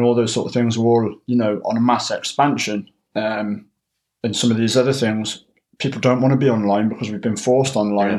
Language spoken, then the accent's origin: English; Cheltenham, South West England, United Kingdom; moved away as an adult; now in North East England, United Kingdom; I'm originally from Cheltenham, but I moved up to the northeast in 2007 um, to come to university.